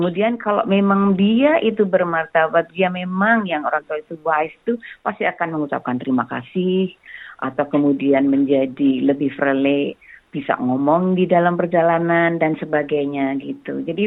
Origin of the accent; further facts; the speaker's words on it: Java, Indonesia; karena saya dari Jawa, jadi kalau saya belum kenal banget, saya selalu mengatakan Mbak atau Kak atau Bu atau Pak